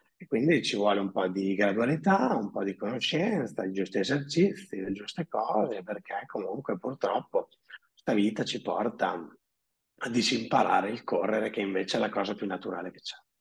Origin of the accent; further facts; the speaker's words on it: Emilia-Romagna, Italy; also born or lived in Predappio; abito a Predappe, sono romagnolo